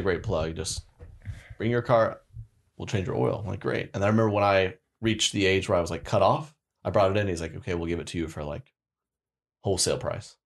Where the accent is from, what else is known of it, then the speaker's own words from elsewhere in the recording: Oklahoma, United States; moved away; back to Oklahoma, born and raised, love Oklahoma